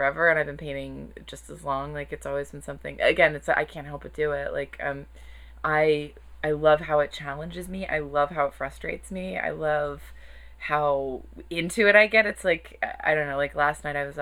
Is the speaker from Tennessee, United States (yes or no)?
no; Chesapeake, Virginia, United States; moved away; I grew up in Chesapeake, Virginia